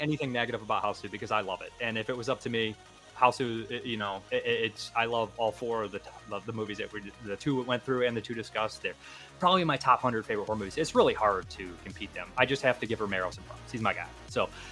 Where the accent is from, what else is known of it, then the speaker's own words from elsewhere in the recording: Ohio, United States; I, am from Ohio, that area